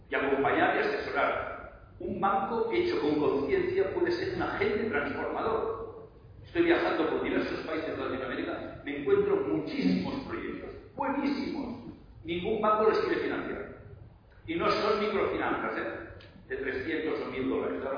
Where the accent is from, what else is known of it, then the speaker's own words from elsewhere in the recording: Barcelona, Catalonia, Spain; yo soy de Barcelona